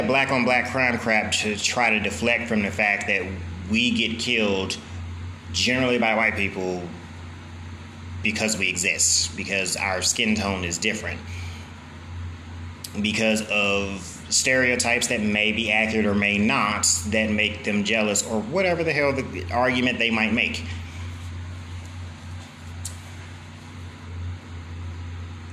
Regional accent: St. Louis, Missouri, United States; I come from St. Louis, where our city is riddled with crime, apparently

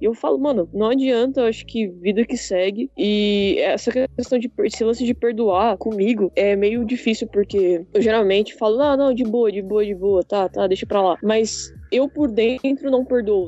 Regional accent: São Paulo, Brazil; Eu sou de São Paulo, não moro no litoral

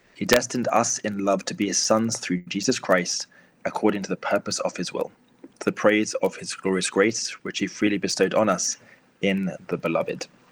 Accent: Luton, East of England, United Kingdom; not only is it my hometown, uh, but it's the parish uh, that's maybe two parishes away from where I grew up

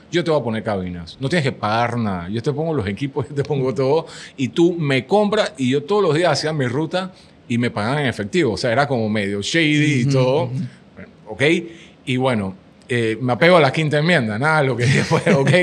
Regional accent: Panama; yo, yo, soy del otro lado del mundo, soy de Panamá

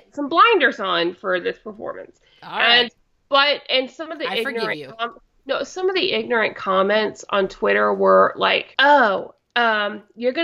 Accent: Indiana, United States; I moved to it when I was 11 and, you know, it's two stoplight small town in Indiana

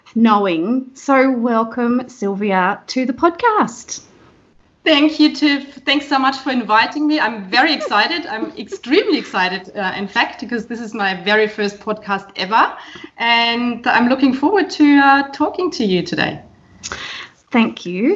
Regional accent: Burghausen, Bavaria, Germany; moved away; I was born in Bavaria, in fact, um, in 1973, in uh, a beautiful small town called Burghausen, right on the border to Austria, so not too far from Salzburg. Um, this is where I spent my entire childhood and my youth

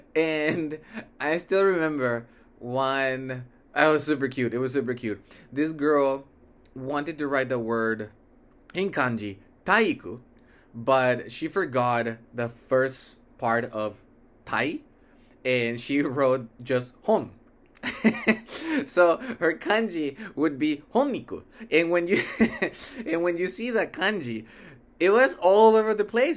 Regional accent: Mexico; also born or lived in United States; then we moved to Mexico, and all my family is Mexican

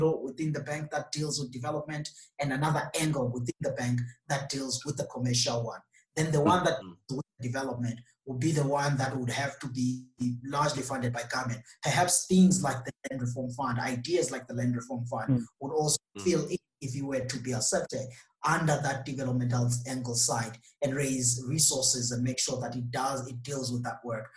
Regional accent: South Africa; as a South African

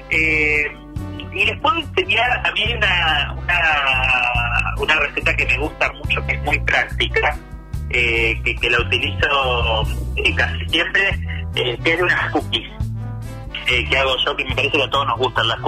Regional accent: Dolores, Buenos Aires Province, Argentina; now in Buenos Aires, Argentina; yo soy de Dolores de Provincia de Buenos Aires, que que llegué a Buenos Aires con una mochila

